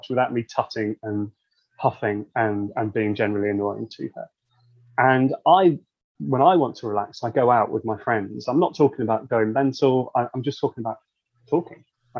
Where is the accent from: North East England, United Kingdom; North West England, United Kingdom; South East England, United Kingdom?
North West England, United Kingdom; Wirral; I'm not really from anywhere. I mean, I could say I'm from the Wirral, but you can hear from my accent